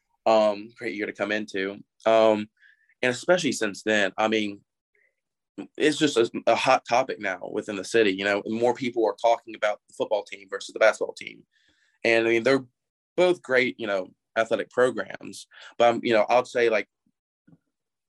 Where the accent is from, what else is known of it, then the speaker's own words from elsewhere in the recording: Memphis, Tennessee, United States; I grew up out in Eads, you know, went to high school at Christian Brothers. You know, I've lived here my whole life